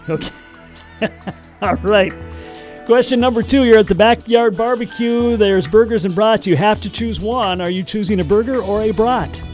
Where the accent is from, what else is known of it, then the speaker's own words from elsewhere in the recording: Minnesota, United States; as a Minnesotan, I'm going, well, we got all the lakes here